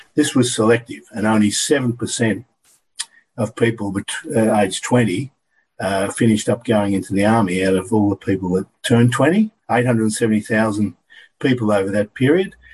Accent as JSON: {"language": "English", "town": "Deniliquin", "region": "New South Wales", "country": "Australia", "tie": "born or raised there", "said": "living in Deniliquin when I was called up, my hometown"}